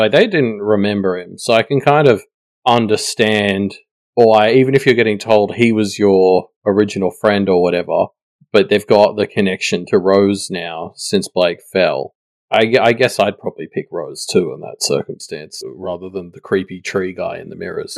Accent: Australia; as an Australian

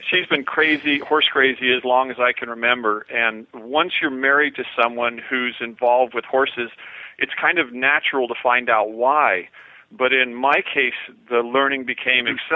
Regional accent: Oregon, United States; I am from Southern

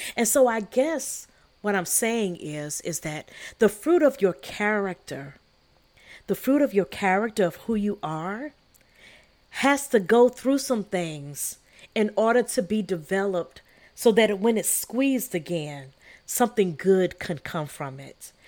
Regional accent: the South, United States; also born or lived in Sierra Leone (ancestry); I am from the South

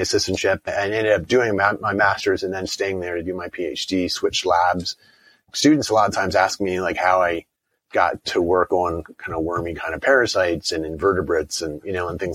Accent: Harrisburg, Pennsylvania, United States; moved away; Grew up in South Central Pennsylvania outside of Harrisburg.

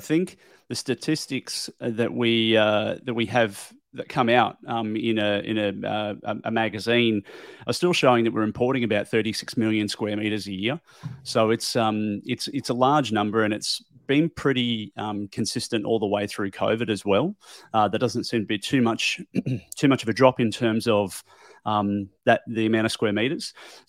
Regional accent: Brisbane, Queensland, Australia; I'm from Australia, here in sunny Brisbane, and I've got a podcast.

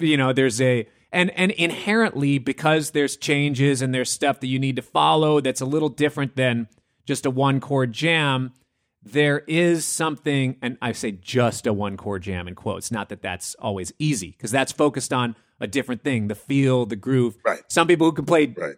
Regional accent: Minneapolis, Minnesota, United States; moved away; I come from Minneapolis

